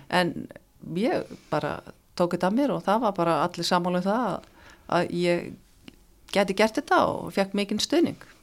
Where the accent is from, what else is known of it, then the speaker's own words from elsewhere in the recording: Akranes, Western Region, Iceland; moved away as an adult; also born or lived in Reykjavík; það var bara mjög gaman að alast upp þar